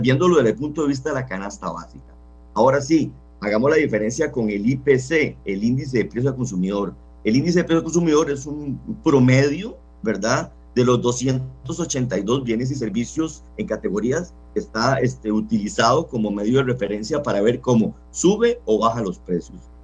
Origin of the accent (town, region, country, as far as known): Costa Rica